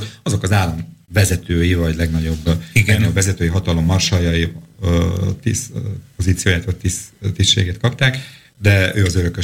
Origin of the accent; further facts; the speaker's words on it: Slovakia; egy kis szlovákiai magyarként